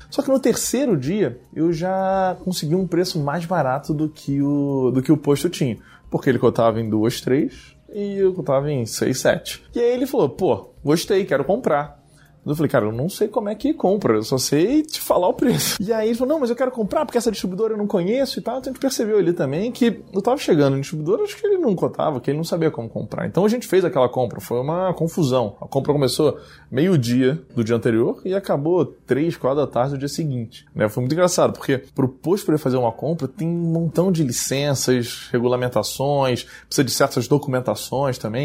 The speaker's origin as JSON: {"language": "Portuguese", "region": "Rio de Janeiro", "country": "Brazil", "tie": "born or raised there", "moved": "as an adult", "said": "eu sou carioca, nasci no Rio de Janeiro, morei lá quase toda a minha vida, até dois anos atrás"}